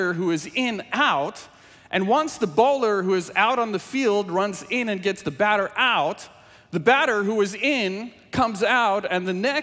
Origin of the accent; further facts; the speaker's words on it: South Africa; first language Afrikaans; English is a second language; moved away; English is my second language, and I grew up speaking Afrikaans from South Africa